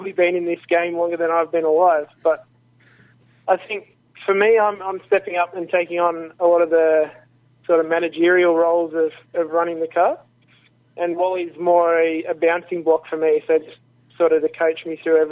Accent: Wagga Wagga, New South Wales, Australia; also born or lived in Wollongong; I grew up in Wagga Wagga, so country New South Wales

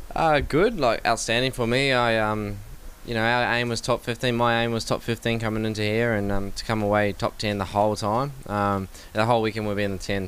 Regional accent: Melbourne, Victoria, Australia; Melbourne will be right because it's my hometown

